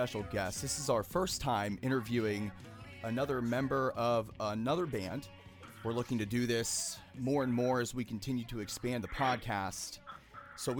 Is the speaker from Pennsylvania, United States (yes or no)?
yes; Pittsburgh, Pennsylvania, United States; That is my hometown